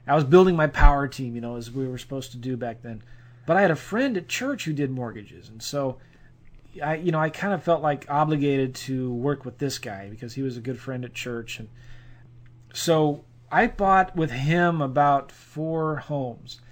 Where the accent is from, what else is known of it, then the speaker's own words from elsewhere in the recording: St. Louis, Missouri, United States; We're both from St. Louis. We both live here